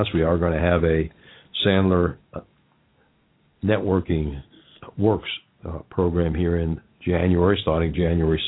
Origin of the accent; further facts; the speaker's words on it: New York, United States; accent: New York; now in Cincinnati, United States; I went to school with a lot of people named Kennedy in New York.